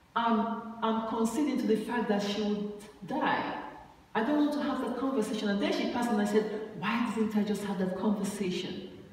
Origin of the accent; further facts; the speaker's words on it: Nigeria; moved away; I went to, uh, home in Nigeria and I, I traveled with her from my hometown to Abuja